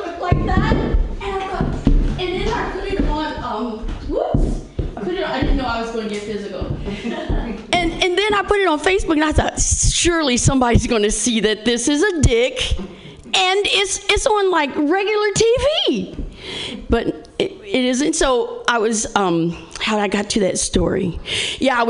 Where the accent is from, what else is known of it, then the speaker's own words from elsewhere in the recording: Indiana, United States; I'm from Indiana